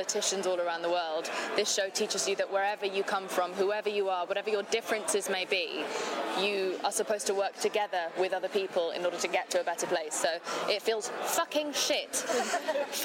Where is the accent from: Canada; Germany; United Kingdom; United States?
United Kingdom; England; I am English